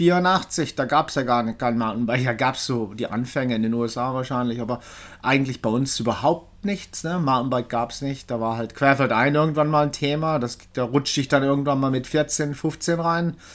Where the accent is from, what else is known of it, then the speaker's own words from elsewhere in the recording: Freiburg, Baden-Württemberg, Germany; dann in Deutschland tausendmal umgezogen, weil mein Vater war Küchenchef. Äh, aber man kann mich doch als Freiburger irgendwie, ja, beschimpfen, sozusagen.